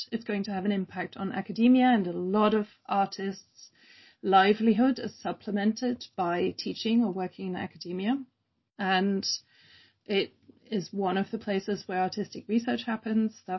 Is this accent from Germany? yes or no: yes; Germany; I grew up in Germany, uh, which, you know, my accent, also I want to explain my accent will wave freely between Germany, Britain, and then living with an American.